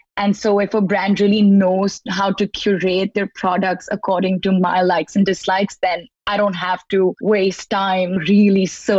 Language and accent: English; India; also born or lived in Muscat, Oman; now in New York, United States; I'm a designer from Muscat and India, a little bit of both. And so now I'm here in New York to go to school at Parsons